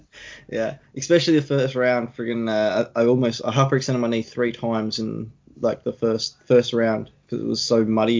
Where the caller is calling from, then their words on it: Sydney, New South Wales, Australia; I'm at home at the moment. I obviously still live with the parents and stuff like that. In Sydney, New South Wales